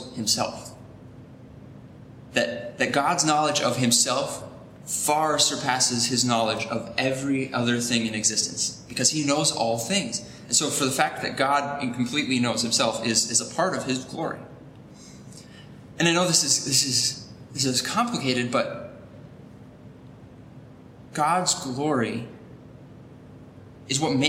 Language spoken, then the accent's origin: English; United States; us as American Christians living in a society